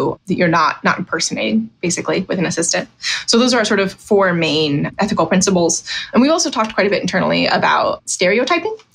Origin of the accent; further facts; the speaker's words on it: Virginia, United States; I'm from Virginia